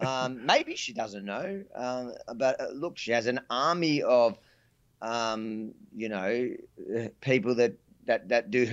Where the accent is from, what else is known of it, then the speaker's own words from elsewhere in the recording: Australia; I'm an Australian citizen